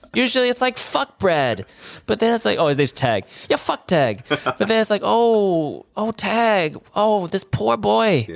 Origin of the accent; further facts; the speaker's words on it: California, United States; I'm from California where it never fucking rains.